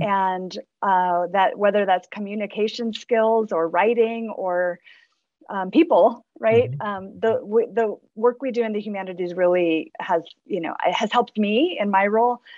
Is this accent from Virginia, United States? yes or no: no; Southern California, United States; now in Fort Collins, United States; I grew up in Southern California